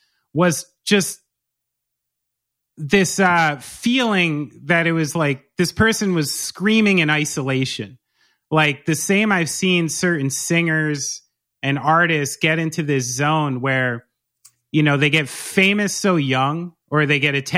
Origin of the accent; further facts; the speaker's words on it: New Jersey, United States; I'm from New Jersey. You can't get rid of it.